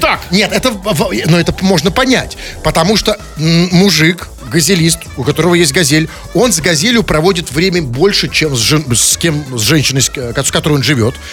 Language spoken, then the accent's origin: Russian; Saint Petersburg, Russia; мы петербуржцы живем